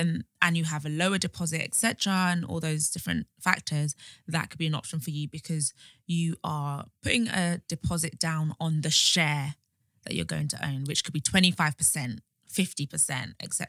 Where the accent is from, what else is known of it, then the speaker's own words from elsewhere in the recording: London, United Kingdom; moved away as an adult; also born or lived in Birmingham / Enfield; now in Essex, United Kingdom; I am a Londoner.